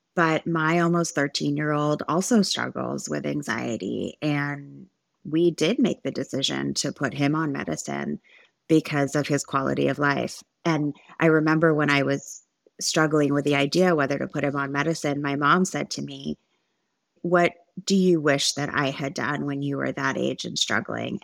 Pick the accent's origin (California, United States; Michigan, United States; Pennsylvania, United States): California, United States; Santa Monica; moved away as an adult; also born or lived in Orange County, California; now in Dallas, United States; I was born in Los Angeles, California, and I was raised there until I moved to Orange County in two thousand twelve